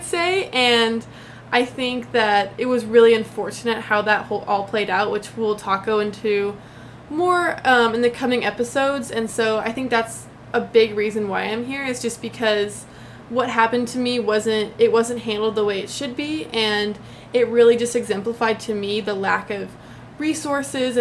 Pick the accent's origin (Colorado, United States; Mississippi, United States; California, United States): Colorado, United States; Denver; moved away as an adult; also born or lived in Dublin, Ohio; now in Chapel Hill, United States; I am originally from Denver, Colorado. I love Colorado. I grew up there my whole life, until my parents moved right before college